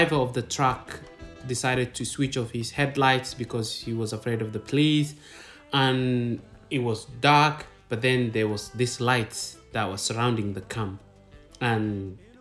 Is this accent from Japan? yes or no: no; Kenya; also born or lived in Somalia / Kismayo, Somalia; I was born in Somalia, but I didn't grow up in Somalia. Because of the civil war, I ended up in Kenya.